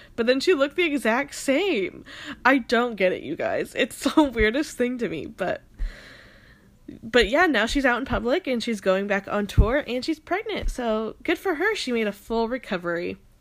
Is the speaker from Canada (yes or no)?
no; Phoenix, Arizona, United States; now in Seattle, United States; I'm from Phoenix